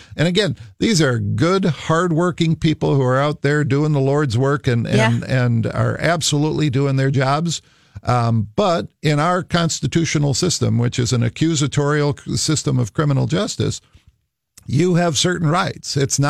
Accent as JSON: {"language": "English", "region": "Minnesota", "country": "United States", "said": "Of course I was in Minnesota. I'm a Minnesotan."}